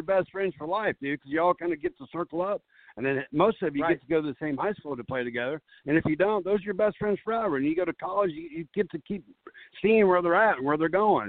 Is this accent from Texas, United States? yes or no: yes; Texas, United States; now in Mount Pleasant, United States; I grew up in Texas, as you probably know. My dad had a landscape company, grew me up in the same life.